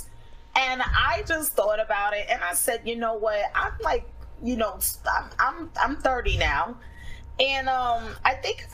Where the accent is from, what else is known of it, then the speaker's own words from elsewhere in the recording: New York City, New York, United States; I grew up in the hood. I grew up in Flatbush, Brooklyn